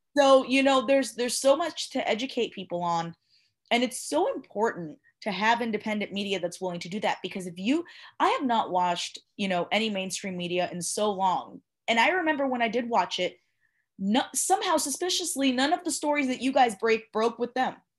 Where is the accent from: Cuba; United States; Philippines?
Cuba; moved away; I was born in Cuba